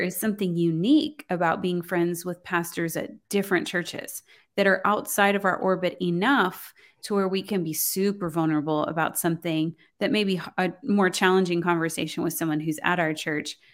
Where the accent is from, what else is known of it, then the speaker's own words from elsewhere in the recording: Houston, Texas, United States; also born or lived in College Station, Texas; I was gonna move from Houston to College Station